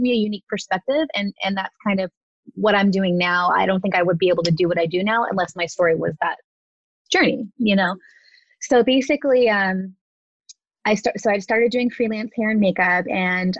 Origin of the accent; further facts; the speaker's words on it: Southern California, United States; I was born and raised here in Southern California.